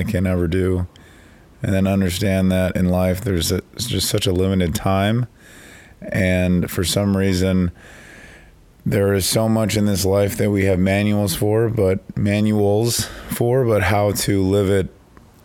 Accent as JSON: {"language": "English", "town": "Chicago", "region": "Illinois", "country": "United States", "said": "I'm from Chicago"}